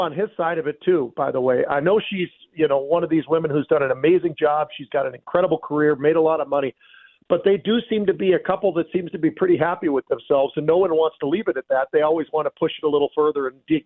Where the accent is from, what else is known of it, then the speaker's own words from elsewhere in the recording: San Francisco, California, United States; I was born and raised in San Francisco